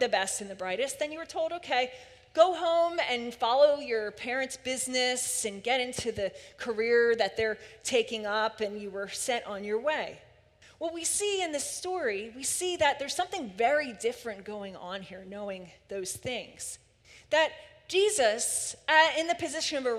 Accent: Philadelphia, Pennsylvania, United States; I grew up in Philly

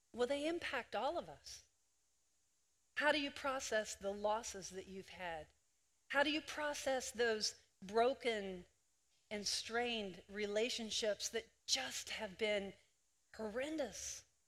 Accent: Greenwood, Delaware, United States; I was born in Greenwood, Delaware

